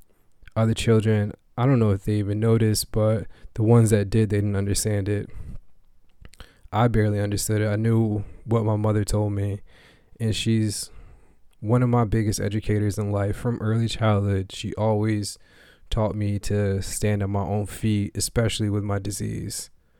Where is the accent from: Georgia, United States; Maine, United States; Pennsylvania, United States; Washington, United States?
Maine, United States; also born or lived in Springfield, Massachusetts; was in Springfield, Massachusetts, where I was born, but I did not grow up there. I grew up here in Maine.